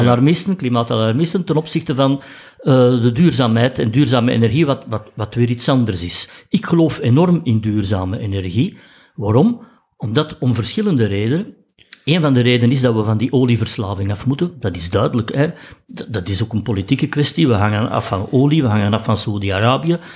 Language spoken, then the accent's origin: Dutch; Flanders, Belgium; wij als Belgen ook met, met ons land geen, geen emotionele band hebben